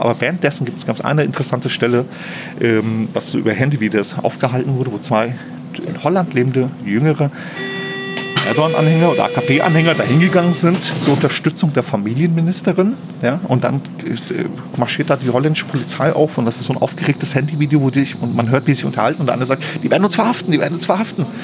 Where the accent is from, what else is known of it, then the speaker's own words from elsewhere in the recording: Flörsheim am Main, Hesse, Germany; moved away as an adult; now in Berlin, Germany; in meiner Heimatstadt